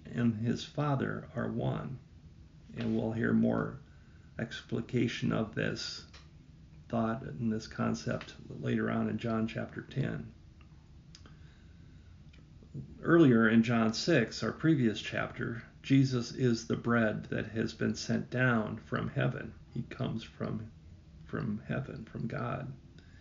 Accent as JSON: {"language": "English", "region": "Northwest Iowa", "country": "United States", "tie": "born or raised there", "moved": "yes", "said": "I'm from Northwest Iowa"}